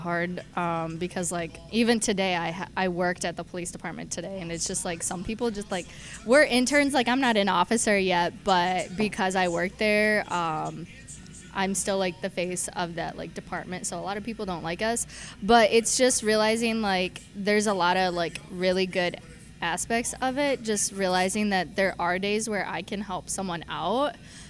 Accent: Grandville, Michigan, United States; now in Grand Rapids, United States; I am actually from around here. From Granville, actually.

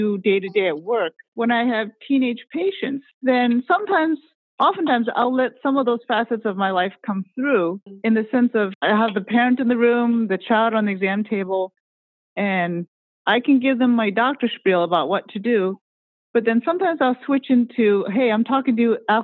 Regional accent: United States; I'm Chinese American. I was born in the U.S., but yes, I speak Cantonese

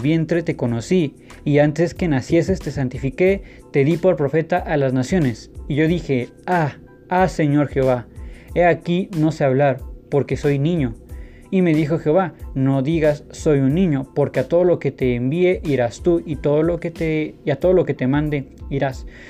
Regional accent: State of Mexico, Mexico; A pesar de que he vivido casi toda mi vida en el Estado de México y que nací en el Estado de México, todos mis estudios siempre han sido en la Ciudad de México

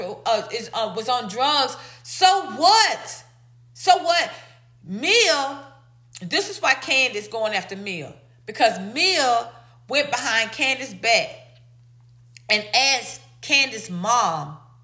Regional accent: Atlanta, Georgia, United States; I'm from Atlanta. I'm an ATLian

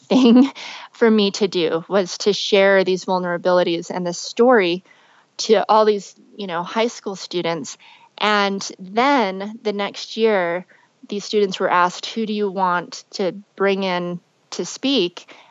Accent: Las Vegas, Nevada, United States; I grew up in Las Vegas.

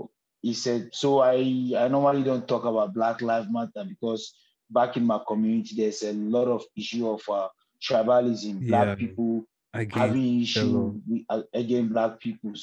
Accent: Accra, Greater Accra, Ghana; I'm a Muslim. I'm a black guy. I'm from Nima

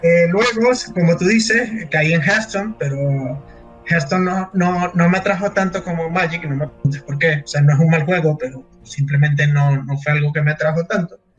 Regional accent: Caracas, Capital District, Venezuela; yo soy de Caracas

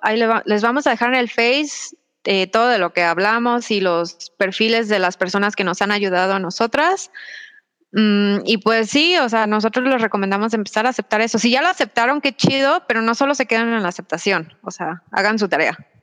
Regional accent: Mexico; yo soy una mujer mexicana

